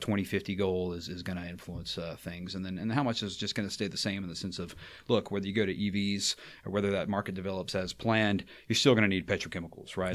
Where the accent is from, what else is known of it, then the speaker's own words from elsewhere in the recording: Baton Rouge, Louisiana, United States; I'm from Baton Rouge